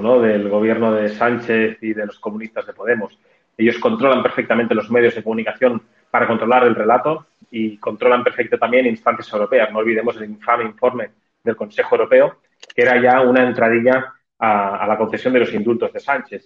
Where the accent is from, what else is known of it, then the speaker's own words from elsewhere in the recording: Catalonia, Spain; como muchísimos catalanes